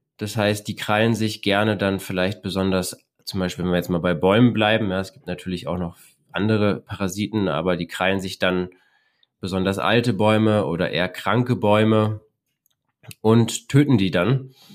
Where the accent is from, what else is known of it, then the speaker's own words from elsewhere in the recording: Berlin, Germany; Ich bin eher so am Stadtrand von Berlin groß geworden